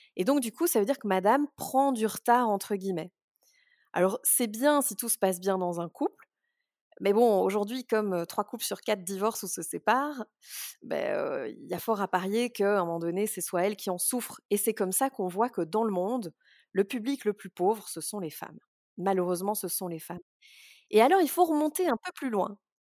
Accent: Brussels, Brussels-Capital Region, Belgium; je suis née à Bruxelles

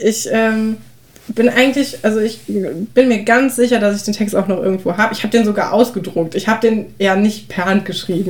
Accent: North Rhine-Westphalia area, Germany; also born or lived in Aachen; wir kommen ja auch aus dem Großraum NRW

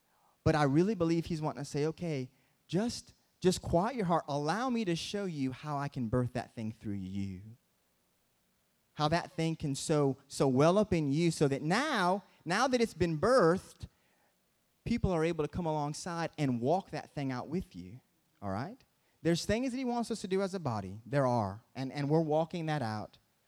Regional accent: Michigan, United States; and I'm from Michigan, so we have the Great Lakes.

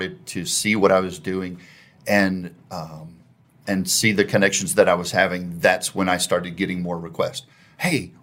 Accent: Waxahachie, Texas, United States; now in Plano, United States; I was born in Waxahachie

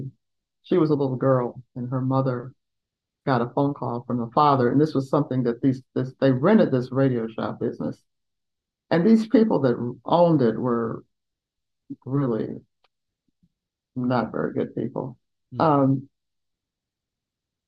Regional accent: Columbia, Tennessee, United States; moved away; also born or lived in Chicago; in my hometown

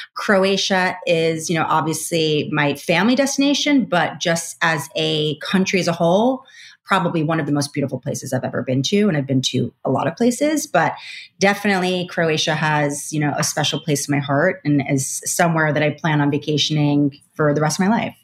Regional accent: Long Island, New York, United States; I'm also from Long Island, New York

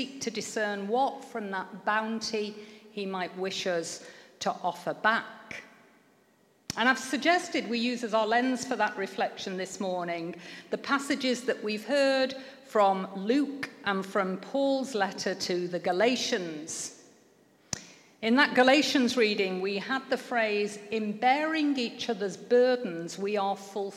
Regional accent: Manchester, North West England, United Kingdom; I grew up in Manchester

